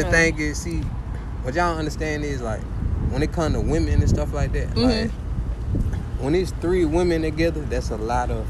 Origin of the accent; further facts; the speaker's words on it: Atlanta, Georgia, United States; moved away as an adult; now in New Orleans, United States; I'm from Atlanta.